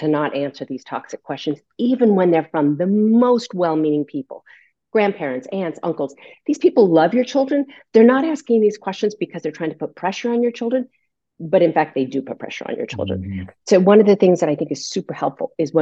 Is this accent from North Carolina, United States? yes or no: no; California, United States; I went to the University of California in San Diego because I grew up in California